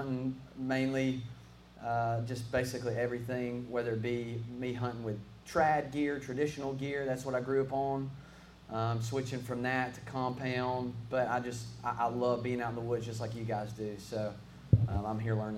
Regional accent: Alabama, United States; I'm born and raised in Coleman, Alabama

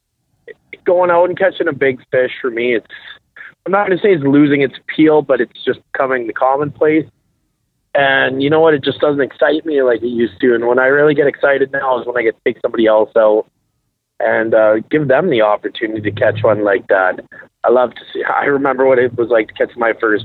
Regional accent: Regina, Saskatchewan, Canada; I'm from Regina, Saskatchewan, 32 years old. I've grown up fishing Last Mountain Lake and the surrounding area

